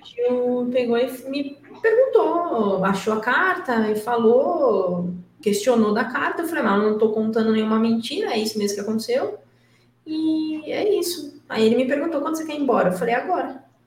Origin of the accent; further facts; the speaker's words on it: interior of São Paulo, Brazil; now in São Paulo, Brazil; eu nasci em São Paulo, mas eu não fui criada aqui. Quando eu tinha dois anos, a gente, minha mãe e meu pai se mudaram para o interior de São Paulo. Então, eu sou menina do interior